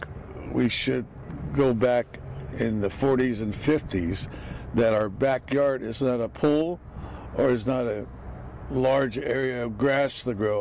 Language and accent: English; Tulare County, California, United States; I'm from Tulare County. I'm a farmer from Tulare County down south